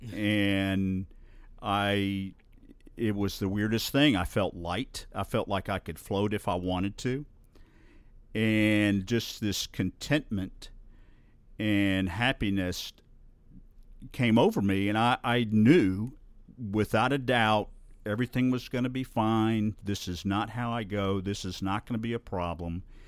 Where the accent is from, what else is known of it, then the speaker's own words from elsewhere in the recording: Bluff Park, Alabama, United States; I grew up in Bluff Park, just up the hill